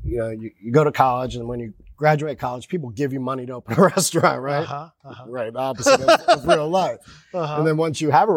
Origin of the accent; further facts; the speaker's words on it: right outside Philadelphia, New Jersey, United States; moved away; I'm from South Jersey, right outside Philadelphia. So where I grew up, you know, other than Philadelphia and cheesesteaks and things, every corner had delivery pizza and cheesesteaks and wings.